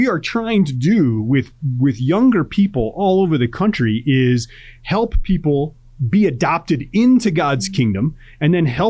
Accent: Chicago, Illinois, United States; I grew up in Chicago

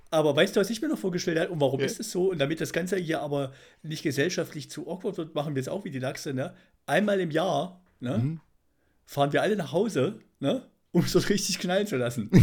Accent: East Germany, Germany; moved away; wir hier als, als Ossis

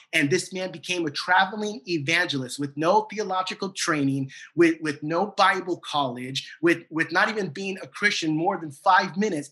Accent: San Diego, California, United States; now in Duncanville, United States; A good friend of mine that I grew up with back in San Diego

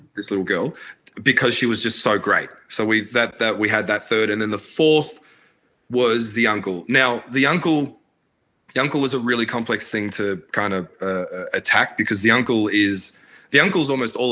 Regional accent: Australia; also born or lived in Baghdad, Iraq; so I was born in Baghdad, and I came to Australia when I was, only 3 or 4

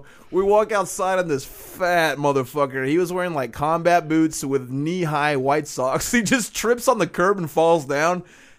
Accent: Chicago, Illinois, United States; accent: Chicago; But yeah, that's where my Chicago accent comes from, is that guy laying on the ground.

